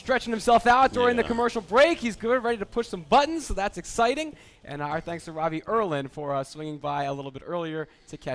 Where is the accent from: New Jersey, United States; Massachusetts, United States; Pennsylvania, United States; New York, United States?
New Jersey, United States; accent: Jersey; now in San Diego, United States; I guess my Jersey accent came through.